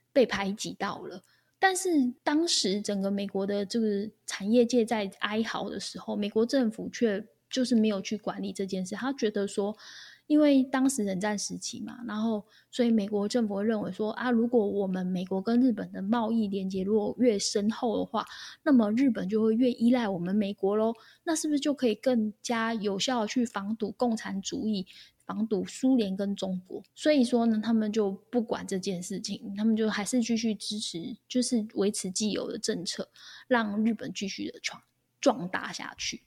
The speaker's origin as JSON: {"language": "Chinese", "country": "Taiwan", "said": "我们台湾人几乎都是这样被吓大的嘛"}